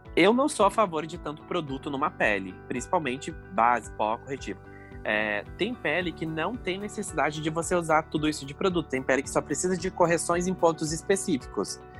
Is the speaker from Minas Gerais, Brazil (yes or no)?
no; Capitão Leônidas Marques, Paraná, Brazil; also born or lived in Cascavel, Paraná; eu nasci em Capitão Leone das Marques. É no Paraná.